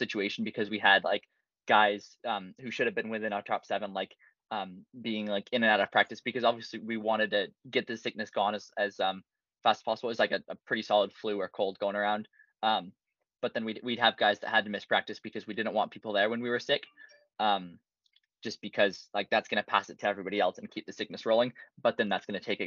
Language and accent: English; Saratoga, California, United States; I'm from Saratoga, California, about an hour south of Berkeley